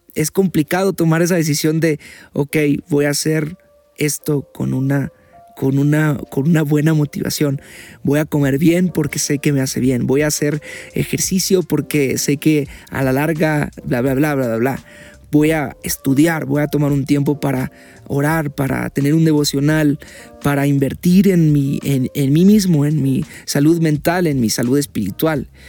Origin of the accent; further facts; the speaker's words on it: Mexico; porque soy mexicano